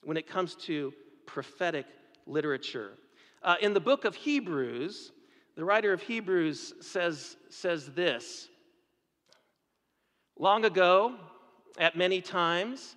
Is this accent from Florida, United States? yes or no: no; Seattle, Washington, United States; I grew up in Seattle, Washington, and went to a church called Westside Presbyterian Church